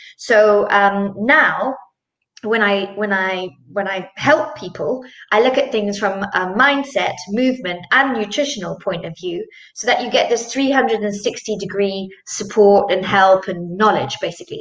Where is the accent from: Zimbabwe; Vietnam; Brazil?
Zimbabwe; now in Switzerland; I am based in Switzerland, um, but I'm originally from Zimbabwe